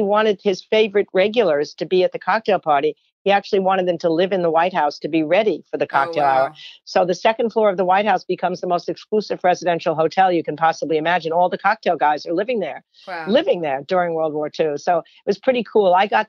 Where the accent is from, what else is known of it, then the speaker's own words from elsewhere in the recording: Rockville Centre, New York, United States; I grew up in Rockville Center, Long Island